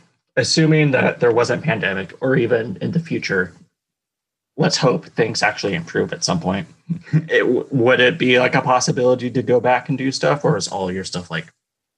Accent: Colorado, United States; moved away; I was from Colorado.

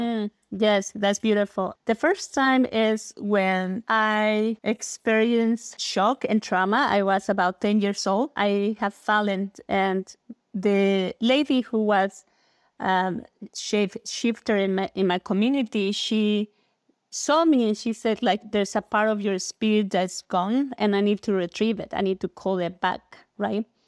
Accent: Mexico City, Mexico; I was born and raised in Mexico, in Mexico City

